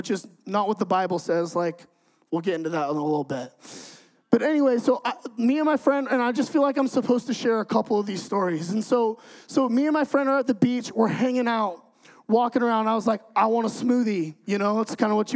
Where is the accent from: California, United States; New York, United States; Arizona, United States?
California, United States; moved away as an adult; now in Idaho, United States; I'm from California, okay? So I get moved to Idaho